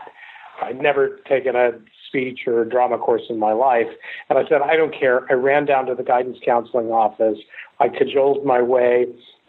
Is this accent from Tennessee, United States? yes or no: yes; Memphis, Tennessee, United States; I grew up in Memphis, Tennessee, and my mother lived in California. I lived in Memphis for the majority of my childhood with my grandparents, and I graduated from high school in Memphis